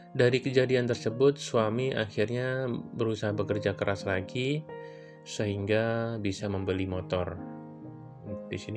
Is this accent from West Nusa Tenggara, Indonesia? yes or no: no; Jakarta, Indonesia; Oh iya, aku ini asli Jakarta ya.